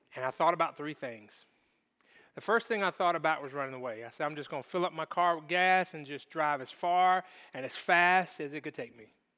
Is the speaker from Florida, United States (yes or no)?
yes; Jacksonville, Florida, United States; I grew up in Jacksonville, Florida